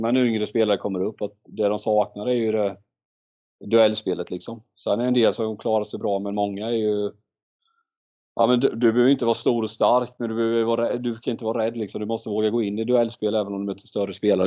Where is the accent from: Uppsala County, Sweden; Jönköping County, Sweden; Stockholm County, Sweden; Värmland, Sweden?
Jönköping County, Sweden; Mullsjö; när jag växte upp i Mullsjö